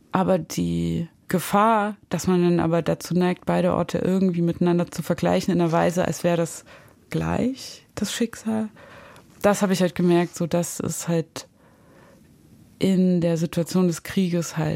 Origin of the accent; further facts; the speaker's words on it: East Germany, Germany; Also wenn ich irgendwie in Deutschland sage, ich bin aus dem Osten und dann bin ich in Kiew, bin ich aber aus dem Westen.